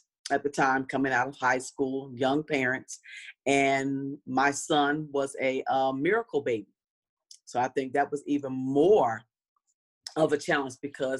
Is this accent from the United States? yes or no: yes; Trenton, New Jersey, United States; moved away as an adult; now in California, United States; I'm from the East Coast, Trenton, New Jersey.